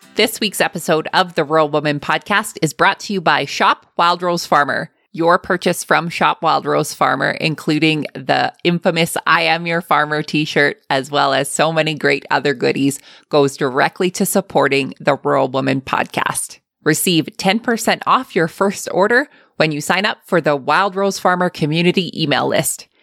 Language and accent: English; Lethbridge, Alberta, Canada; my hometown